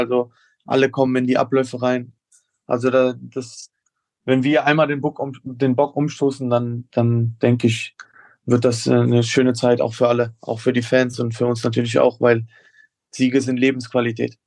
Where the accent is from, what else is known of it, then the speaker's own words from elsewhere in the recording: Koblenz, Rhineland-Palatinate, Germany; zumal ich auch äh, hier geboren wurde und hier aufgewachsen bin in Koblenz